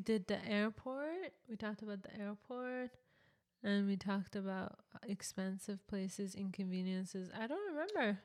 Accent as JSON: {"language": "English", "country": "Canada", "said": "we're from Canada"}